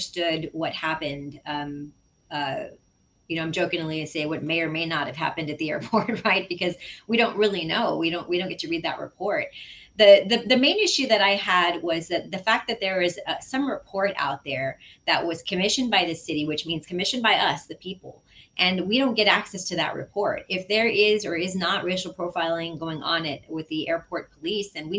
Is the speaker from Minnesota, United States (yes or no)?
no; San Antonio, Texas, United States; I'm really grateful to have been born and raised in District 6